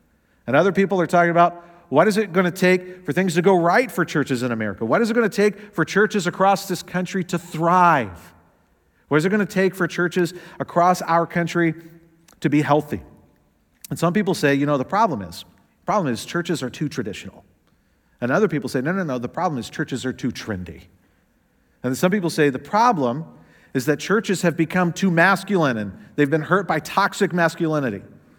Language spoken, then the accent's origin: English; the South, United States; Now, I know I don't sound like it, but I am from the South, the fried chicken South. And I grew up going to Southern Baptist churches.